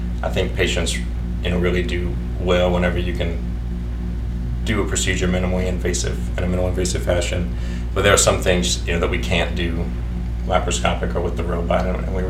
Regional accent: Opelousas, Louisiana, United States; also born or lived in Baton Rouge, United States / New Orleans, United States / Shreveport, United States; I'm from Opelousas. My dad's whole family is from here, and I grew up here in the city and went to high school locally

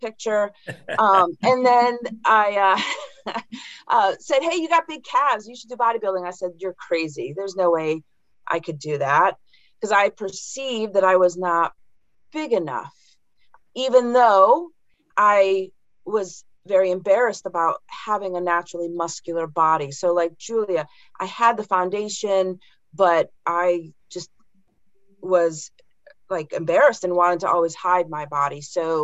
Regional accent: Connecticut, United States; I grew up in Connecticut

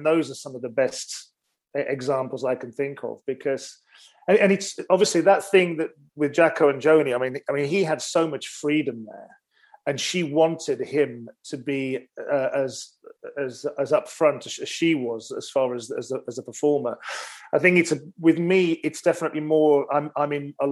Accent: Wolverhampton, West Midlands, United Kingdom; I used to go to my local library in my hometown of Wolverhampton.

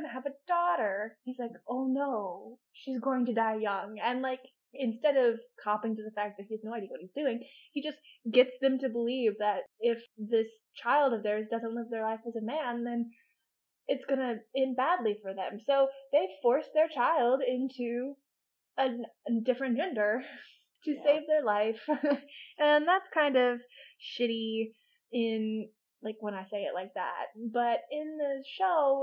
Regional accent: United States; as an American

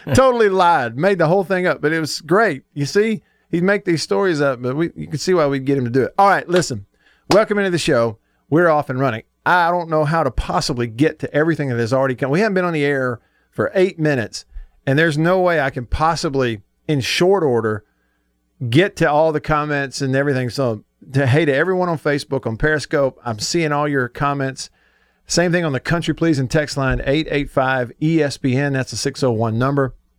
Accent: Tupelo, Mississippi, United States; Tupelo High School football T-shirt from my hometown

